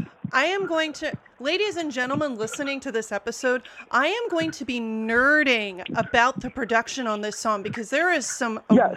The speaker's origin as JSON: {"language": "English", "country": "United States", "said": "I'm an American."}